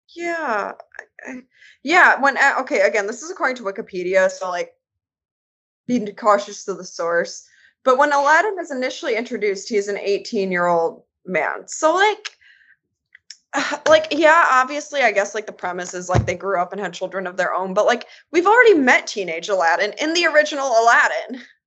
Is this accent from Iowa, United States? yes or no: no; Michigan, United States; also born or lived in North Carolina; now in Indiana, United States; I'm originally from Michigan